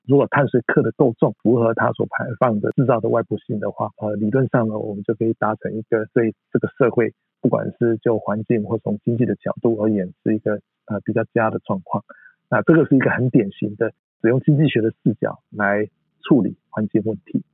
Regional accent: Hualien County, Taiwan; also born or lived in Heidelberg, Germany; 我从小在这边长大

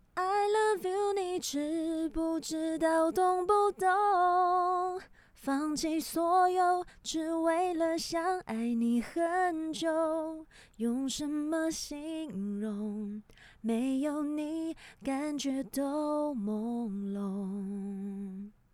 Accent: Taiwan; 我们台湾人

